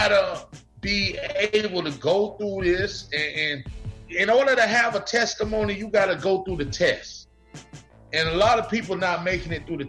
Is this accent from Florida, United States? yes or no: yes; Perrine, Florida, United States; also born or lived in Bahamas; I grew up in a place called Perrine, Florida